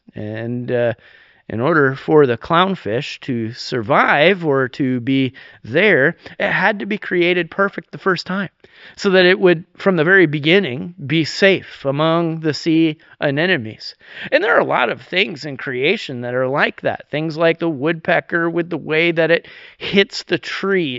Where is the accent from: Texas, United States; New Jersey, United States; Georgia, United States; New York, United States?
New York, United States; now in Vernonia, United States; I'm actually from New York